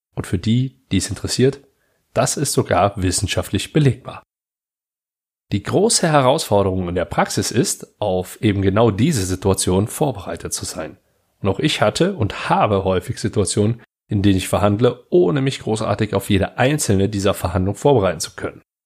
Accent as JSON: {"language": "German", "area": "Heinsberg district", "region": "North Rhine-Westphalia", "country": "Germany", "said": "ich komme aus dem Kreis Heinsberg"}